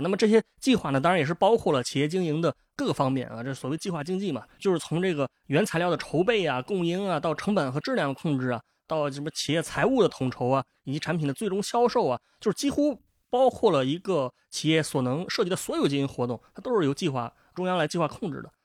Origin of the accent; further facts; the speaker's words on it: northern China, China; 作为一个北方人